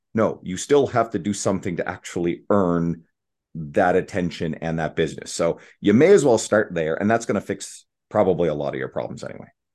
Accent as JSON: {"language": "English", "country": "Canada", "said": "I'm a Canadian"}